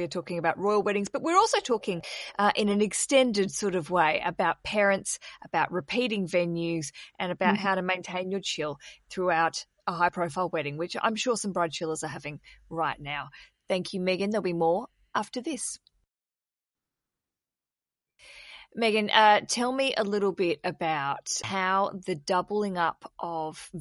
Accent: Hobart, Tasmania, Australia; I grew up in Hobart in Tasmania

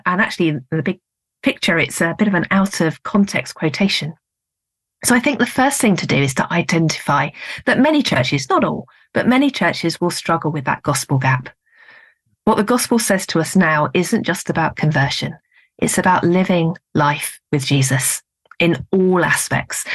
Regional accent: United Kingdom; I'm being very British

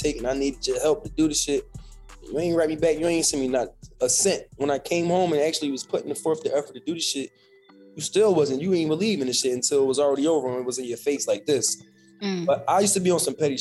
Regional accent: Philadelphia, Pennsylvania, United States; I'm from Philly, you know, it's hard going up in Philly right now

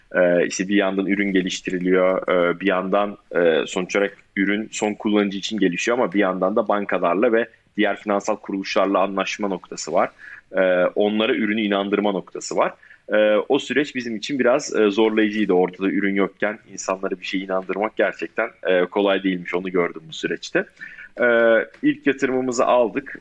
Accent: Ankara, Turkey; moved away as an adult; also born or lived in Istanbul / Chicago; 93 Ankara doğumluyum. E, Ankara Koleji'nde okudum orta ve lise öğrenimimi

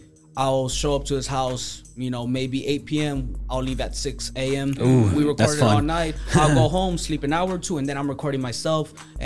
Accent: McAllen, Texas, United States; born or raised there

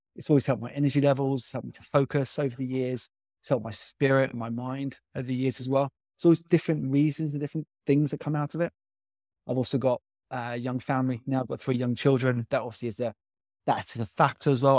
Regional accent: Byfleet, South East England, United Kingdom; I grew up in Byfleet.

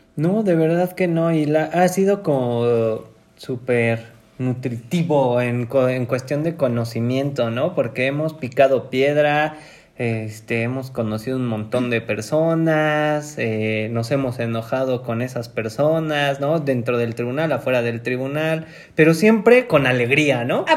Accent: Mexico City, Mexico; somos de la Ciudad de México

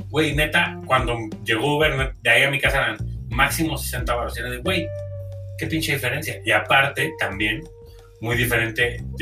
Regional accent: Veracruz, Mexico; yo llegué de Veracruz y yo ya escuchaba reggaetón desde morro

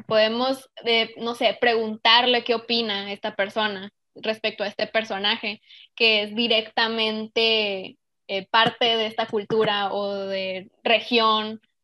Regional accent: Mexico; a nosotros como mexicanos

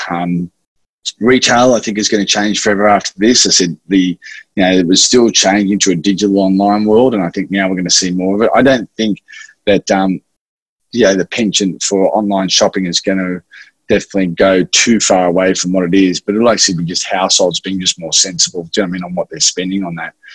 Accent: Sydney, New South Wales, Australia; also born or lived in Wagga Wagga; I grew up in Maroubra uh, in Sydney

